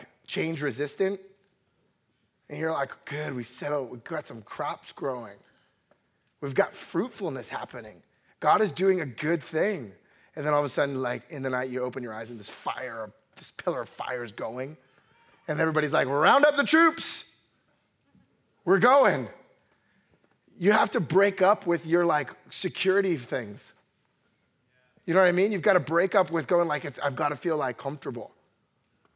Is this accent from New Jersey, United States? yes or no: yes; New Jersey, United States; I'm originally from New Jersey, grew up in a Puerto Rican family.